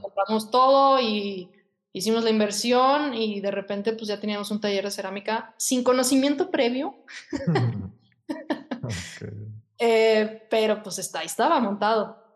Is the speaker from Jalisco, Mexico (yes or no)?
yes; Guadalajara, Jalisco, Mexico; also born or lived in England; yo desde que tengo 16 años quería ser diseñadora de modas y pues aquí en Guadalajara